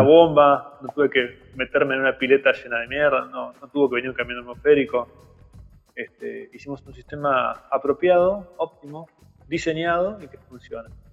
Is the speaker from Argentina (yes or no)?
yes; Mar del Plata, Buenos Aires Province, Argentina; moved away as an adult; also born or lived in Campana; now in Chascomús, Argentina; Yo nací en Mar del Plata y estudié allá eh, y después me fui a vivir a Campana, después me mudé a Cachas Comús en 2007